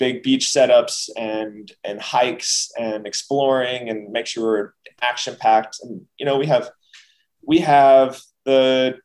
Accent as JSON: {"language": "English", "country": "United States", "said": "being American"}